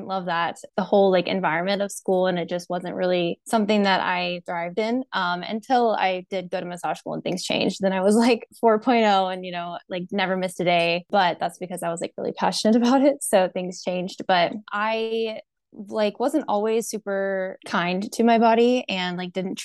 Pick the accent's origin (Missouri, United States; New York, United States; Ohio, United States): Missouri, United States; Raymore; also born or lived in Kansas City; I was born in Kansas City, grew up in Raymore